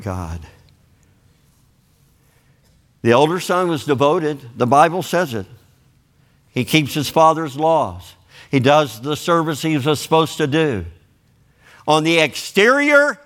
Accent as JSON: {"language": "English", "region": "Kentucky", "country": "United States", "moved": "yes"}